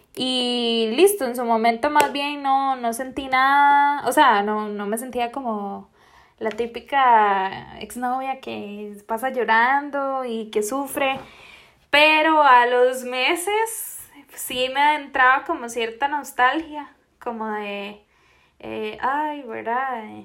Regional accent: Costa Rica; Soy de Costa Rica

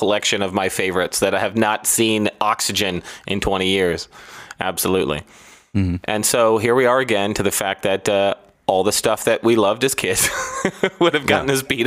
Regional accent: Stuart, Florida, United States; I grew up on the beach down by West Palm Beach in Florida. I'm from Stuart, Florida

